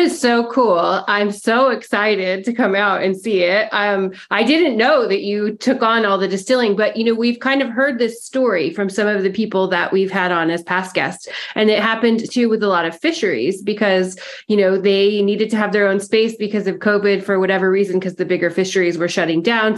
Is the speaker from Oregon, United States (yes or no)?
yes; Mount Hood, Oregon, United States; I grew up on Mount Hood